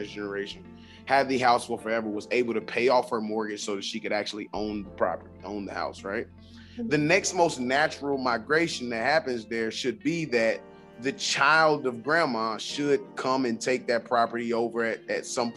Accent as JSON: {"language": "English", "town": "Winston-Salem", "region": "North Carolina", "country": "United States", "said": "I'm originally from Winston-Salem"}